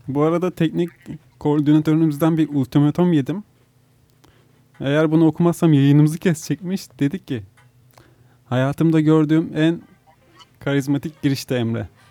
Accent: Manisa, Turkey; also born or lived in Muğla; now in İzmir, Turkey; Yakın sayılırım ben de Manisa. 15 senedir falan İzmir'de yaşıyorum ben

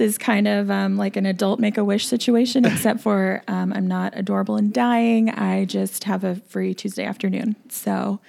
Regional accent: Houston, Texas, United States; moved away; I'm from Houston.

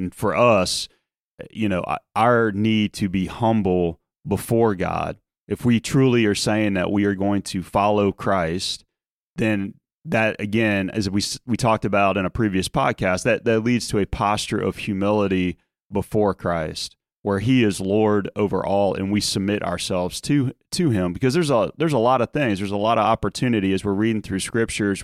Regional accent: outside of New Orleans, Louisiana, United States; moved away as an adult; my time growing up outside of New Orleans

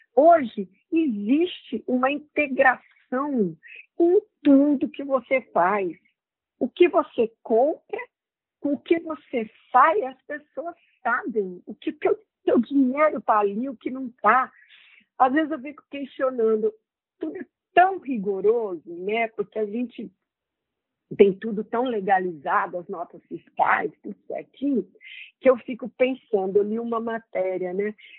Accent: Rondônia, Brazil; lá no meu estado

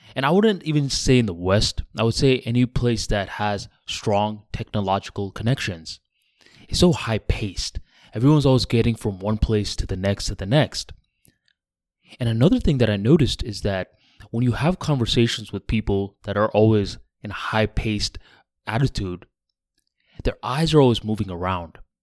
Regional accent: Bangladesh; now in United States; I ended up going to Bangladesh, my home country

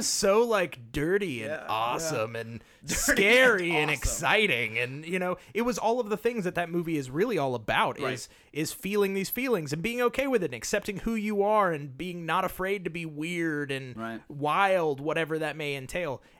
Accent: Nashville, Tennessee, United States; I grew up in the South

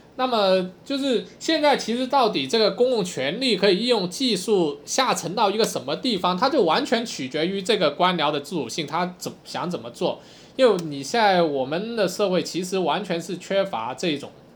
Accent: China; 我们中国人

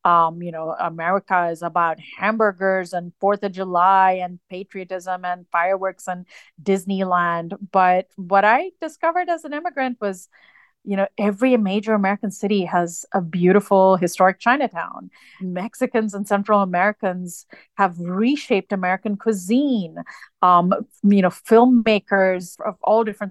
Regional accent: Dubai, United Arab Emirates; now in United States; I was born and raised in the United Arab Emirates

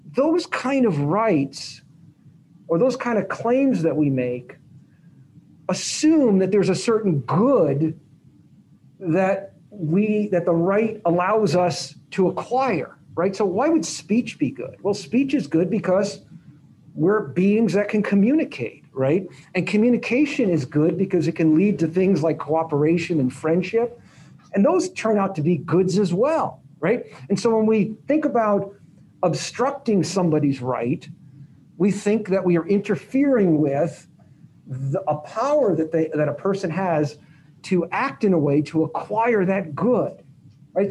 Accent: Las Vegas, Nevada, United States; I grew up in Las Vegas

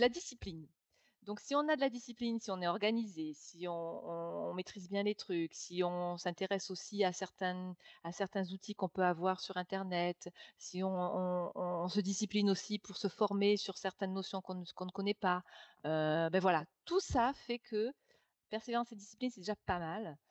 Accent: Nîmes, Occitania, France; moved away as an adult; also born or lived in Toulouse / Saint-Germain-en-Laye / Paris / London; je suis de Nîmes. Donc, j'ai vécu, on va dire, jusqu'à 22 ans à Nîmes

